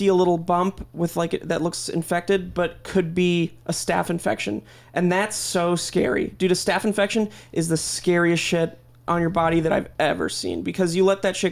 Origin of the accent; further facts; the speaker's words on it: Glen Ellyn, Illinois, United States; moved away; growing up in Glen Ellen and it was like a suburb area, a little town